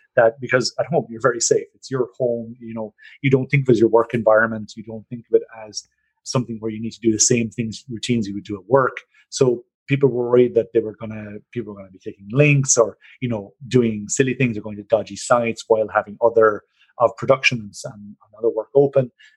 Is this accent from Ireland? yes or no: yes; Ireland; now in Norway; I know I'm Irish